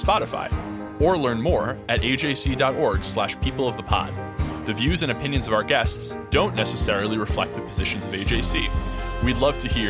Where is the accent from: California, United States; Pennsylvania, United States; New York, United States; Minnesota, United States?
New York, United States; my home state of New York